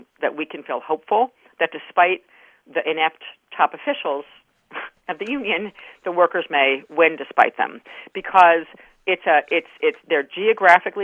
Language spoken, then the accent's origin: English; New York, United States; I grew up in New York State, but on the border of New Jersey